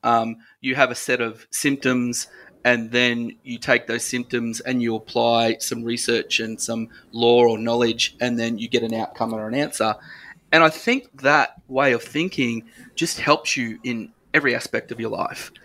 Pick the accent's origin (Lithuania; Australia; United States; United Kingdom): Australia; Ipswich, Queensland; I'm a Ipswich boy, so I'm Ipswich born and bred, and love my hometown